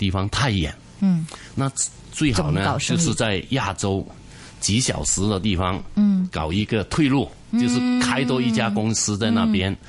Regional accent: Hong Kong; 那主要是新加坡人对跟我们很难分出，我们香港人跟新加坡人有什么差别？

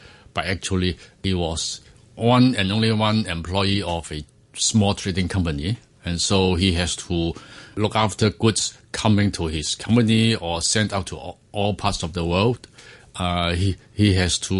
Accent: Hong Kong; I was born in Hong Kong, and in those days, all families are big families. I mean, with a lot of relatives, and most of my childhood was spent in a place with a very American name, Kennedy Town

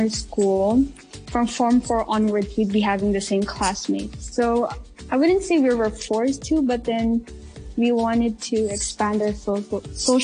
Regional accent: Hong Kong; even though I'm not born here, I grew up in Hong Kong

